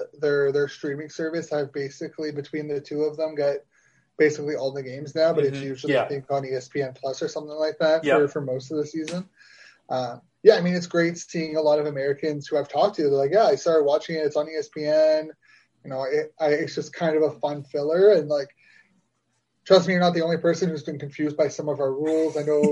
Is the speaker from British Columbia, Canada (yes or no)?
no; Ottawa, Ontario, Canada; So I would play Canadian. I mean, I didn't play high school because it's actually, in Ottawa at leas